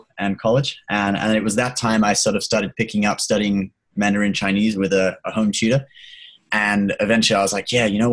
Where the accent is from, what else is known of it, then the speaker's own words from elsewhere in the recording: a little town in the UK, about an hour south of London, South East England, United Kingdom; also born or lived in Hong Kong; I was born in Hong Kong. I lived there till I was 9, and then I came to the UK with my family. Because my family was originally from England